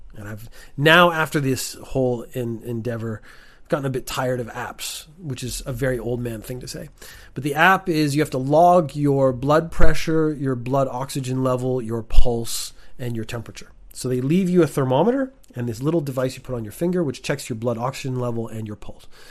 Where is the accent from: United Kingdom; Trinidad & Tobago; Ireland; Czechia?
Ireland; also born or lived in Canada; now in Japan; I was born in Ireland.